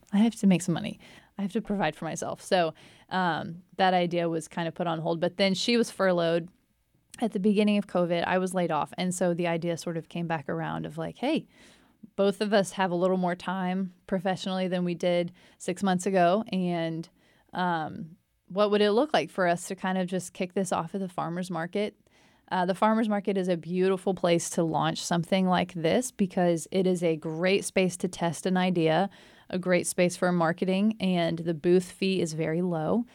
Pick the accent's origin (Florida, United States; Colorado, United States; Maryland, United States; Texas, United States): Texas, United States; China Spring; moved away as an adult; also born or lived in New York City; now in Waco, United States; I grew up in China Spring and then graduated high school in two thousand eight from China Spring